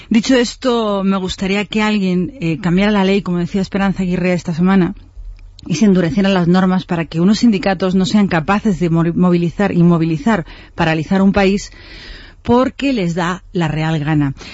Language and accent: Spanish; Spain; que pagará el consorcio, que somos todos los españoles.